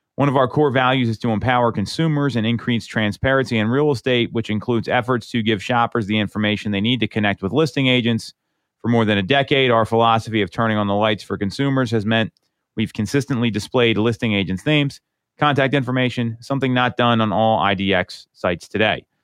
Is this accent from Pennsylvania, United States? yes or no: yes; Chester Springs, Pennsylvania, United States; I grew up in Chester Springs